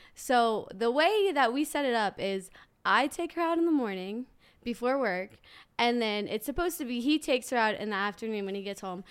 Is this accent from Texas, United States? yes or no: no; New Orleans, Louisiana, United States; I'm from New Orleans, Louisiana